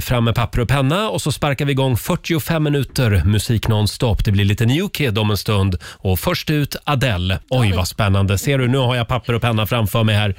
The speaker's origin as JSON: {"language": "Swedish", "town": "Gävle", "region": "Gävleborg County", "country": "Sweden", "said": "hemma i Gävle"}